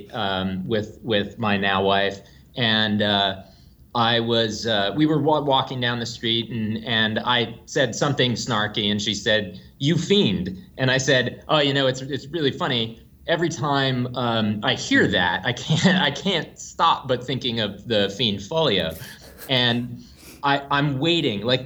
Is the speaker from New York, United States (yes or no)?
yes; New York, United States; I'm from New York, and live there still